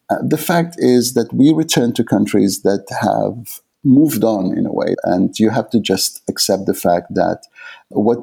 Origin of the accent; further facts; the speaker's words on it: Aden, Yemen; first language Arabic; English is a second language; moved away as an adult; also born or lived in England; now in Canada; Yemen, where I was born in Aden